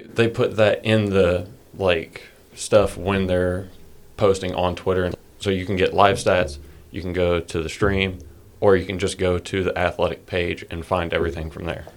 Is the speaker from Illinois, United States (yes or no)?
no; Georgia, United States; we're from Georgia